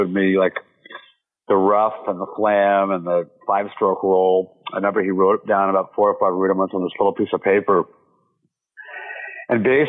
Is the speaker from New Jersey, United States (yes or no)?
no; Dallas, Texas, United States; now in New York, United States; I grew up in Dallas, Texas